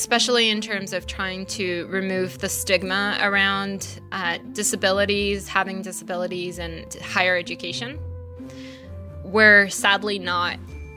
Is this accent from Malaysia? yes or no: yes; Malaysia; moved away; When I grew up in Malaysia, I did go to a private school